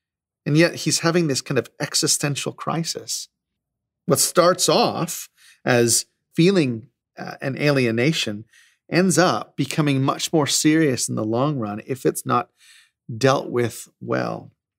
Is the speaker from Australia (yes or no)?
yes; Australia; I'm actually Australian, I know I don't sound like it